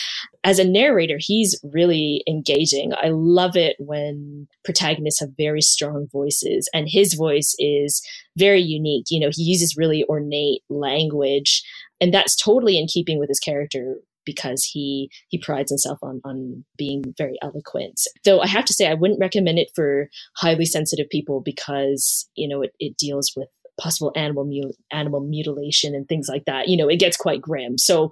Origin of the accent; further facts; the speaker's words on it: Canada; because I'm Chinese Canadian. And growing up, I never saw love interests who were Asian.